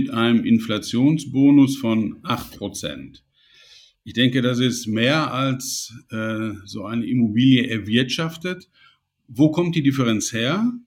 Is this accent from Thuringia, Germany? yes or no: no; Gelsenkirchen, North Rhine-Westphalia, Germany; Ich komme aus Gelsenkirchen, habe die ersten 30 Jahre meines Lebens da gewohnt.